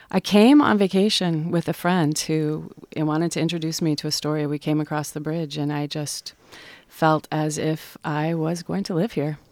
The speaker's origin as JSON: {"language": "English", "town": "Salt Lake City", "region": "Utah", "country": "United States", "moved": "as an adult", "lives_now": "Astoria, United States", "said": "I'm from Salt Lake City, Utah"}